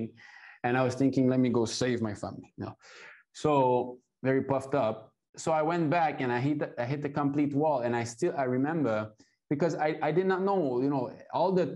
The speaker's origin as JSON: {"language": "English", "town": "Montreal", "region": "Quebec", "country": "Canada", "tie": "born or raised there", "moved": "yes", "lives_now": "China", "said": "I was born in ISKCON in Montreal"}